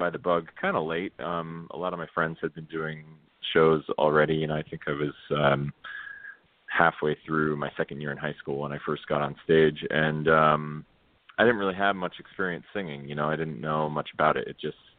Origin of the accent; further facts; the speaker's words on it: Spring Hill, Florida, United States; I'm from Spring Hill, Florida. It's about an hour north of Tampa